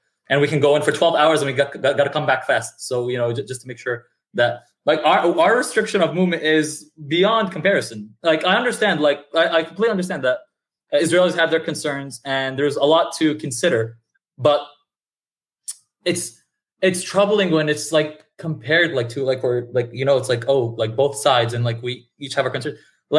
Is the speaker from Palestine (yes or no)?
yes; Ramallah, West Bank, Palestine; moved away as an adult; also born or lived in Jerusalem / New York; now in United States; I'm from Ramallah.